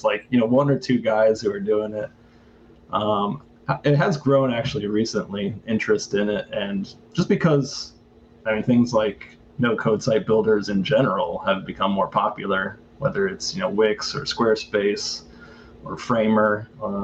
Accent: St. Louis, Missouri, United States; moved away as an adult; now in Taipei, Taiwan; I'm from St. Louis, but I'm now in Taipei, Taiwan.

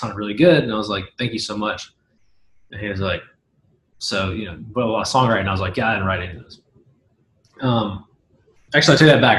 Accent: Hendersonville, Tennessee, United States; also born or lived in Nashville; I was born and raised in Middle Tennessee, Hendersonville, to be specific. It's like 20 minutes north of Nashville

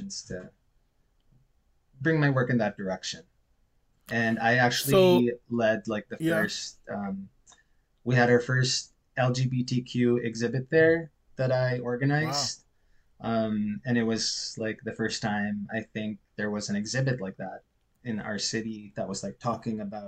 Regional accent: Philippines; moved away as an adult; also born or lived in Cebu; now in Halifax, Canada; I'm Filipino and Canadian, but I grew up in the Philippines.

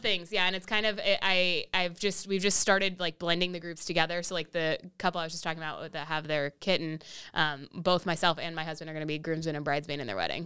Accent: Austin, Texas, United States; also born or lived in Massachusetts; I basically grew up in Austin my whole life

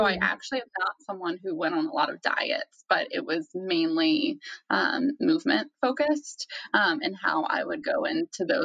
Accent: the South, United States; growing up in the South

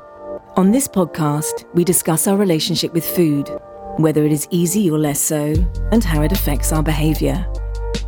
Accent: Devon, South West England, United Kingdom; I'm from Devon.

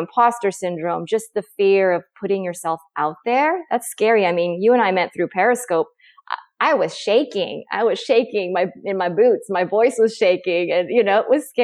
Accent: Oregon, United States; moved away as an adult; also born or lived in San Francisco / Tucson; I moved back to my home state of Oregon

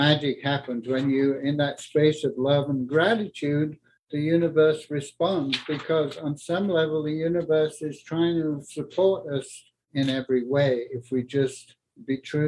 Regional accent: Yorkshire and the Humber, United Kingdom; moved away as an adult; also born or lived in north of Scotland; now in Colorado, United States; I grew up in England in the war, where the first 7 years of my life there was rationing

